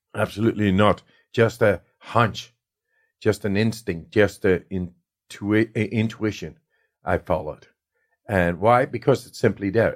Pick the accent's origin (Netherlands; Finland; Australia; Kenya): Netherlands; I come from the Netherlands